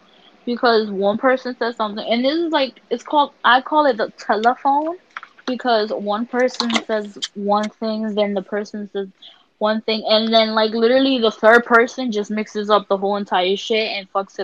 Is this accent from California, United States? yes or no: no; New York City, New York, United States; I'm from Harlem